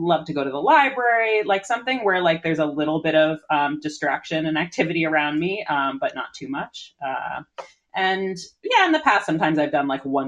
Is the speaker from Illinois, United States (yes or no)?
no; Newton, Massachusetts, United States; also born or lived in Brooklyn, New York; now in Cape Cod, United States; I grew up in Newton, Massachusetts, that's home to the wonderful Newtonville Books.